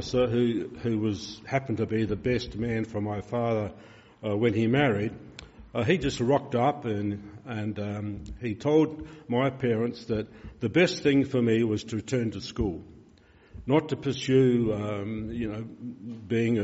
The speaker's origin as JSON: {"language": "English", "town": "Peterborough", "region": "South Australia", "country": "Australia", "tie": "born or raised there", "said": "I came from Peterborough, a railway town"}